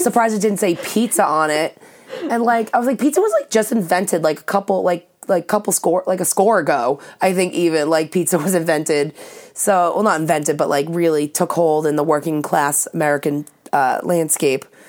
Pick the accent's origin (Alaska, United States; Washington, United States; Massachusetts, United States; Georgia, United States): Massachusetts, United States; Saugus; I'm from Saugus